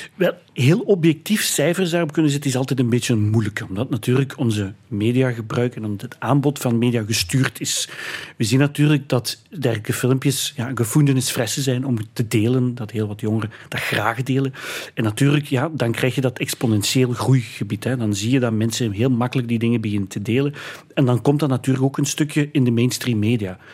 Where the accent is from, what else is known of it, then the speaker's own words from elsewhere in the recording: Heusden, Flanders, Belgium; in heusden het dorp waar ik vandaan kom